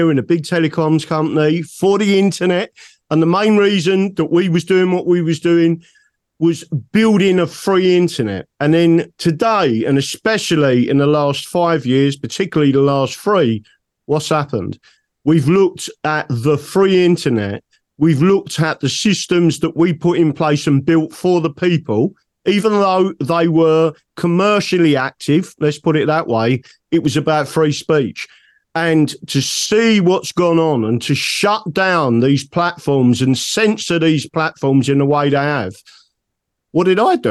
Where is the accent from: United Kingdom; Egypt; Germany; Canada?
United Kingdom; England; I am not British, I'm English.